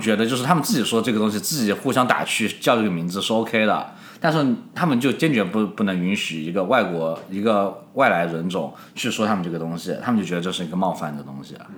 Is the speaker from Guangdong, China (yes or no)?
no; Yunnan, China; 从我云南人或者就是南方人来说